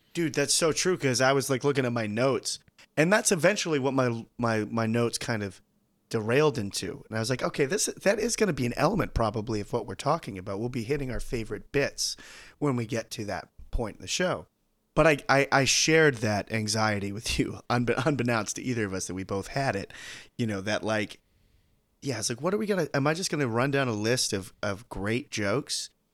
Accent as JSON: {"language": "English", "country": "United States", "said": "as an American viewer"}